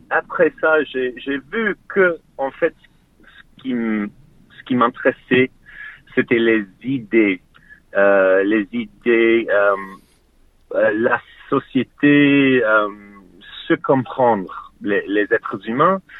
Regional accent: Australia; French is a second language; also born or lived in Melbourne; now in Sydney, Australia

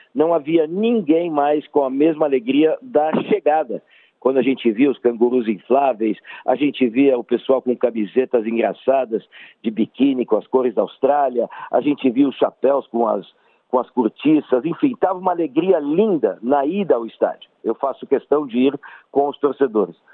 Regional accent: Brazil; como brasileiro

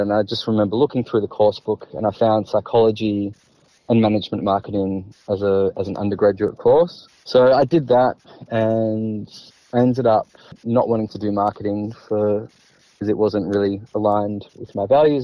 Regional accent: Melbourne, Victoria, Australia; Born and bred in Melbourne.

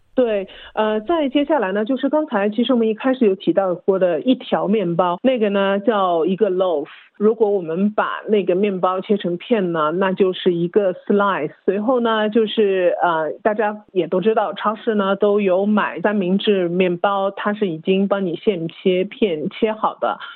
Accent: China; now in Australia; 我就是在国内长大的

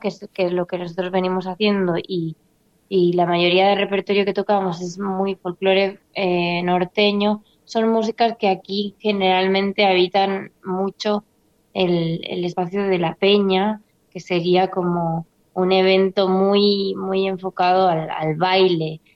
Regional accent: Catalonia, Spain; also born or lived in Argentina; me fui muy pequeñita para España a los tres años y me crié allá.

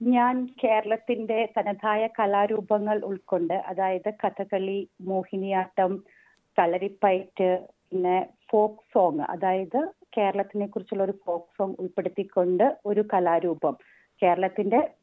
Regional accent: Kerala, India; now in Sydney, Australia; നമ്മളൊക്കെ നാട്ടിൽ ജനിച്ച് ആ കലകൾക്കിടയിലൂടെ നടന്ന് നടന്ന് വളർന്നു വന്ന ആൾക്കാരാണ് നമ്മളൊക്കെ

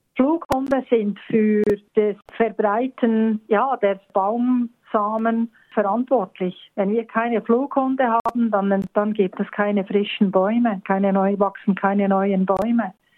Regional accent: Bern, Switzerland; moved away as an adult; also born or lived in Bernese Oberland; now in Australia; aufgeboren und aufgewachsen in Bern, also in der Hauptstadt und eigentlich immer so zwischen Bern und dem Berner Oberland ähm, geblieben

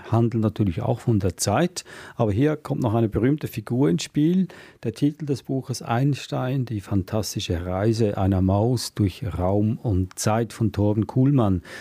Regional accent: Switzerland; weil ich darf das sagen als Schweizer

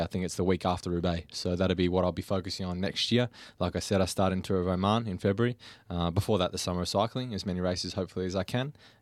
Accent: Warragul, Victoria, Australia; Warragul, which is my hometown

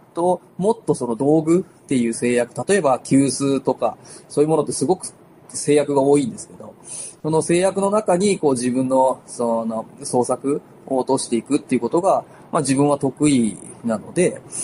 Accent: Gifu, Japan; moved away as an adult; now in Tokoname, Japan; 僕は岐阜県の出身なんです

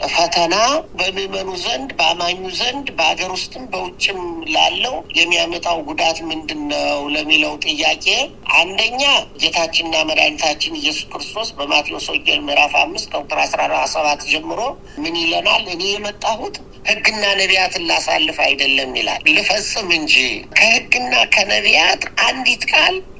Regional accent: Ethiopia; እኛ ደግሞ ኢትዮጵያውያን

